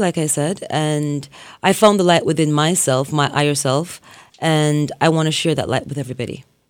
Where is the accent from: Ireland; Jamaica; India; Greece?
Jamaica; Well, I grew up in Jamaica with my grandparents, and they were strict Christians, so they had me in the church singing in the choir from I was about three, four years old